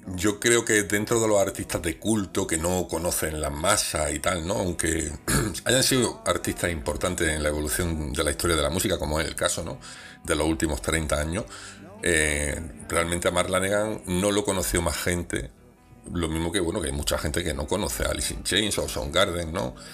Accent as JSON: {"language": "Spanish", "town": "Granada", "region": "Andalusia", "country": "Spain", "said": "Yo me siento granadino"}